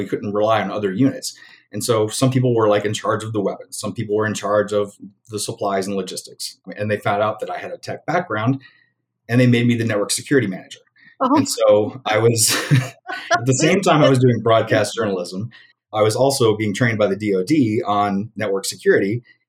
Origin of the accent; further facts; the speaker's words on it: Alabama, United States; moved away; also born or lived in Los Angeles / Chicago; They didn't know that I was from Alabama because I lost my accent somewhere along the way. I was told later that if they knew I was from Alabama, I would have never got that job.